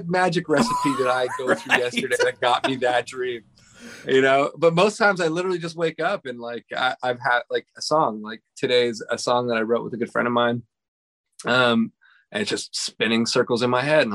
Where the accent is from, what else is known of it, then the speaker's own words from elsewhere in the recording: Montreal, Quebec, Canada; moved away as an adult; now in Pasadena, United States; I'm from Montreal.